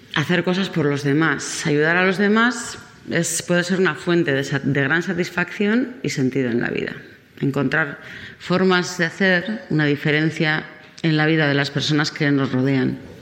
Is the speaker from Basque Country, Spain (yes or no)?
yes; Basque Country, Spain; soy vasca